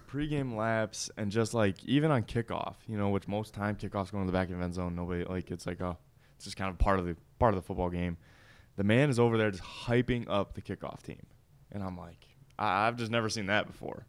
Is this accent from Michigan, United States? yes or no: yes; Michigan, United States; moved away as an adult; also born or lived in Missouri; now in Tennessee, United States; I'm from Michigan